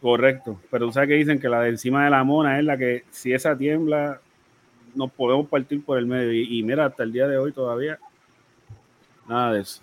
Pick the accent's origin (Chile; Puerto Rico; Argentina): Puerto Rico; Bayamón; now in Vega Alta, Puerto Rico; Soy de Bayamón, pero vivo en Vega Alta